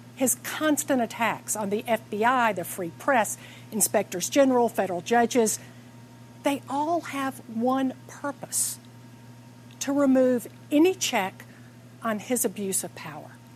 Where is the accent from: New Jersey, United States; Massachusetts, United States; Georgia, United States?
Georgia, United States; Atlanta; I'm here in my hometown of Atlanta